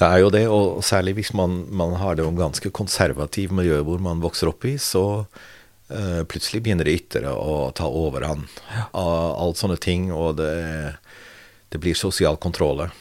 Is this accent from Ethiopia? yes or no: no; near Rotterdam, South Holland, Netherlands; Norwegian is a second language; now in Norway; jeg ble født. Eh, Sør-Holland, ikke så langt fra Rotterdam.